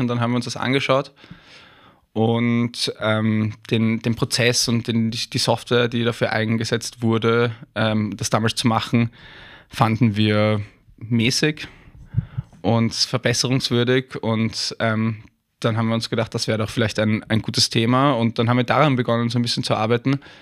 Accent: Vienna, Austria; accent: Wienerisch (a bit of Viennese); moved away as an adult; also born or lived in Hamburg, Germany; ich würde natürlich immer entlarvt in Deutschland sofort als, als Österreicher. Ähm, auch weil ich mir das halbwegs bewahrt habe, dieses, zumindest dieses bisschen Wienern

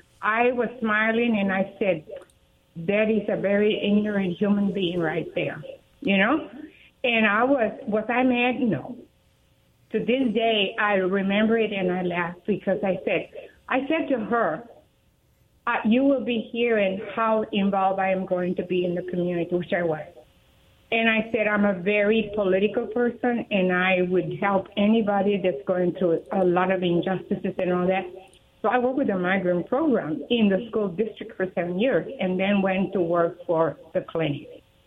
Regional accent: Texas, United States; moved away as an adult; also born or lived in Yakima, Washington; I'm a Texan.

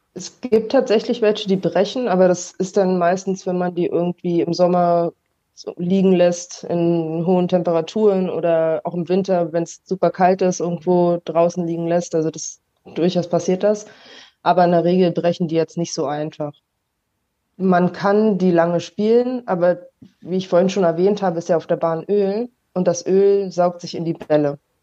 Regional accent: Berlin, Germany; now in Kaiserslautern, Germany; ich wohne jetzt aktuell in Kaiserslautern, aber ich komme eigentlich aus Berlin und spiele auch noch für Berlin

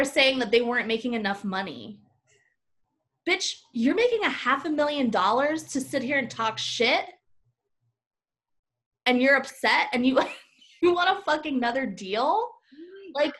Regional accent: Florida, United States; Puerto Rican sisters. Hey, we're from Florida

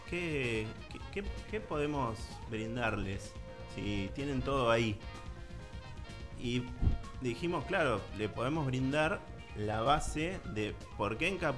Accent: Buenos Aires, Argentina; moved away; yo ah. soy de Capital, pero no de Edo.

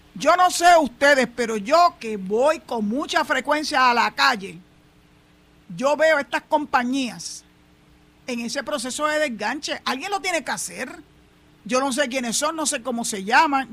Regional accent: Puerto Rico; yo soy yo soy boricua para que tú lo sepas. Llevo 67 para 68 años, ya estoy a leído de una semana prácticamente para cumplir los 68 viviendo en este terruño

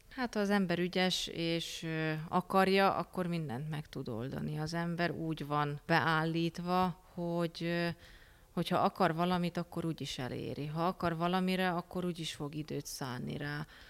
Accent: Miskolc, Borsod-Abaúj-Zemplén, Hungary; also born or lived in Budapest; mivel Miskolci vagyok

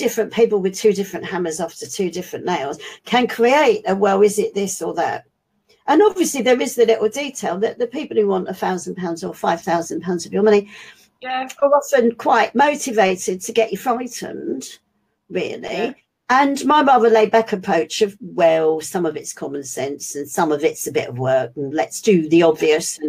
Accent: London, United Kingdom; being a Londoner

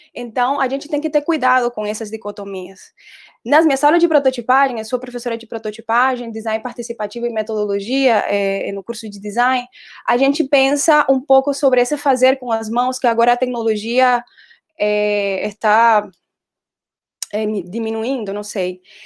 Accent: Colombia; Portuguese is a second language; moved away as an adult; also born or lived in Brazil / Denmark; now in Recife, Brazil; Eu sou designer, eu sou colombiana e tenho nove anos de estar morando no Brasil

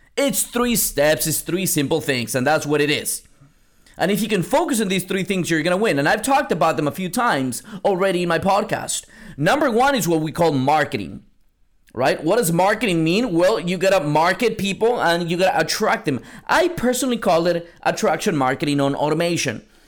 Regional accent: San Antonio, Texas, United States; now in Seattle, United States; I'm from San Antonio, Texas. Now I live in Seattle, Washington

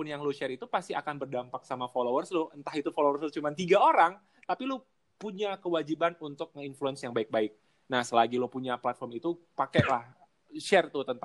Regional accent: Aceh, Indonesia; jadi uh, eh, gue dari Aceh dari ibaratnya dari kampung gue tuh di Aceh tuh bukan di kotanya bahkan gue ke apa ibu kota provinsi aja tuh 12 jam

